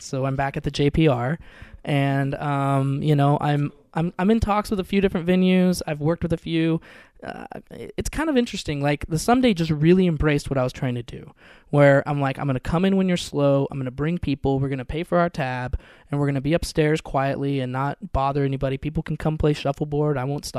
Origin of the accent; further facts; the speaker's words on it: Seattle, Washington, United States; now in Portland, United States; a whole group I grew up in Seattle, so a bunch of people in Seattle.